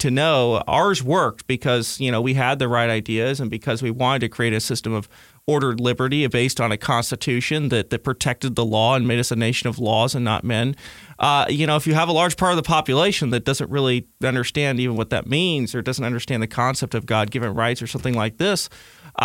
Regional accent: California, United States; even as a Californian

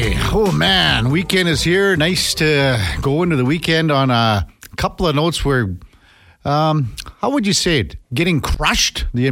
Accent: Saskatchewan, Canada; But when we were growing up in Saskatchewan, we had Detroit Cable.

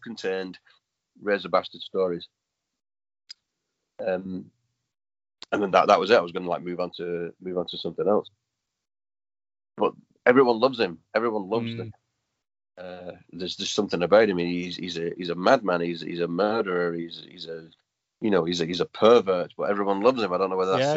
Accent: United Kingdom; little town called Lee

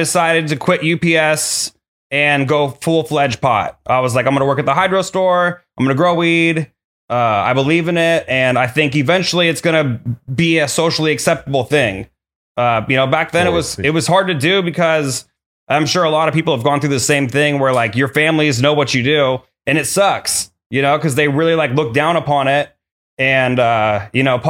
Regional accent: Mission Viejo, California, United States; South Orange County. I grew up in Mission Viejo.

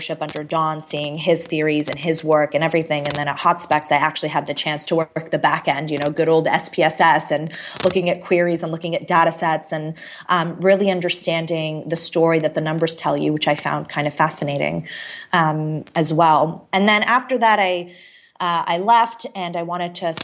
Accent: Canada; also born or lived in Toronto / Chicago; I moved to Chicago randomly as a Canadian

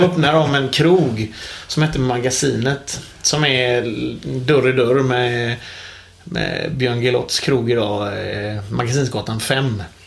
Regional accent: Gothenburg, Västra Götaland, Sweden; jag är en ung pojk på 43 år från Hisingen i Göteborg

